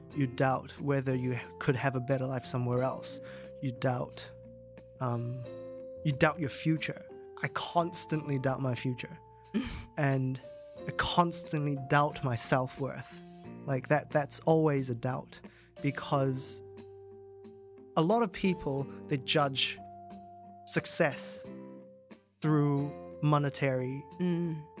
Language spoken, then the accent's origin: English; New Zealand; moved away as an adult; now in Hong Kong; when I grew up in New Zealand, uh, uh, the only way to get around was car.